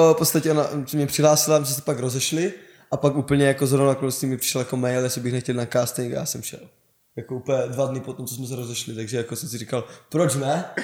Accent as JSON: {"language": "Czech", "town": "Olomouc", "region": "Olomouc Region", "country": "Czechia", "said": "jsem z Olomouce"}